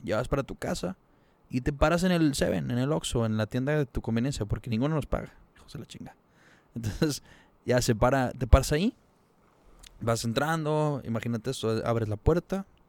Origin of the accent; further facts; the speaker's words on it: Monterrey, Nuevo León, Mexico; somos regios